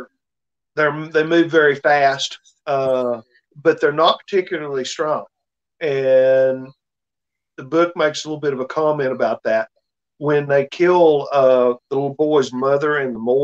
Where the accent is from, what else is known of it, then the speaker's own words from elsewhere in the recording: Pittsburgh, Pennsylvania, United States; I grew up in South Pittsburgh